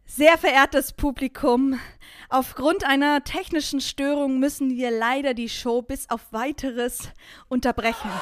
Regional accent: Vorarlberg, Austria; moved away as an adult; also born or lived in Hamburg; now in Germany; Und natürlich immer noch Vorarlbergerin, so steht's im Papier

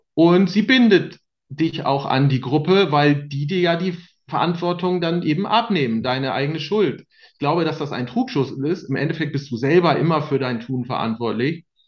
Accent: Bremen, Germany; in Bremen, wo ich groß geworden ist

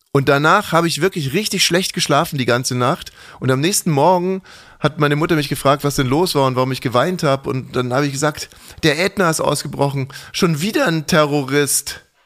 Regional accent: Ammersee, Bavaria, Germany; aufgewachsen am Ammersee

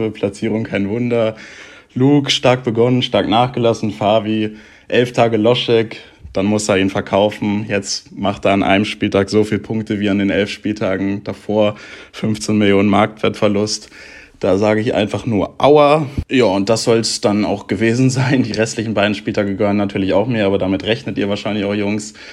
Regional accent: Hanover, Lower Saxony, Germany; Als Hannoveraner muss ich natürlich auch den Zweitliga-Podcast mit Tusche da hören

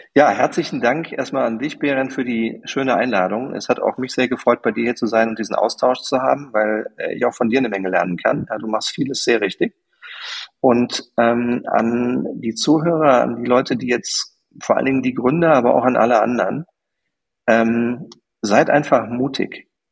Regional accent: Germany; weil ich Deutscher bin

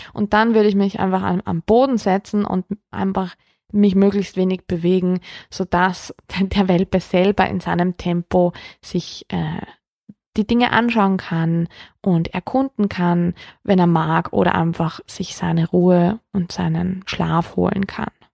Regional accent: Austria; bei uns in Österreich

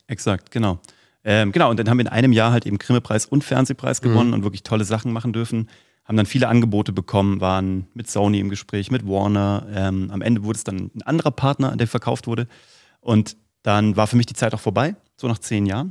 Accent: Vellmar, Hesse, Germany; von der Stadt Fellmar, wo ich herkomme

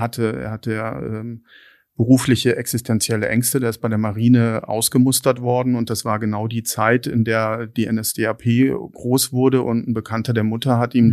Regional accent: Lake Constance, near Konstanz, Baden-Württemberg, Germany; also born or lived in Hattingen / Erlangen; now in Berlin, Germany; bin dann in, in Hattingen bei Bochum geboren und dann mit vier Jahren an den Bodensee gezogen, auf ein kleines Dorf bei Konstanz, ähm, wunderschön. Mhm. Dann dort meine, mein Abitur gemacht

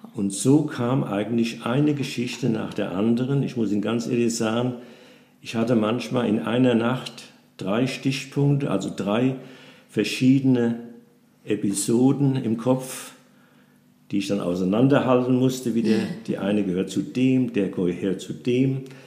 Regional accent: Nassau, Rhineland-Palatinate, Germany; Ich bin ein alter Nassauer, 84 Jahre alt, bin auch hier in unserem schönen Städtchen geboren und in die Schule gegangen

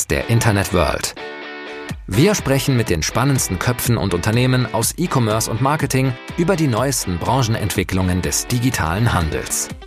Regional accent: North Rhine-Westphalia, Germany; bin dann zurück in, in die Heimat gegangen, ähm, aufgewachsen im Ruhrgebiet und dann mich für NRW entschieden.

